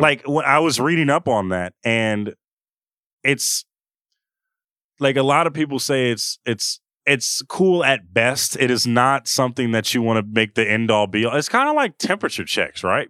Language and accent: English; Oakland, California, United States; I'm from Oakland, from the Bay